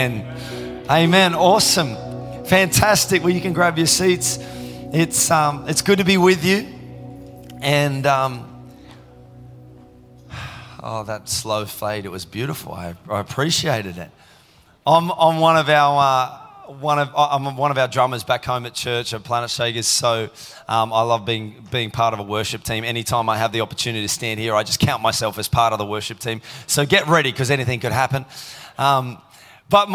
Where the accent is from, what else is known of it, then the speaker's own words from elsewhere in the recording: Tasmania, Australia; now in Melbourne, Australia; I grew up in Tassie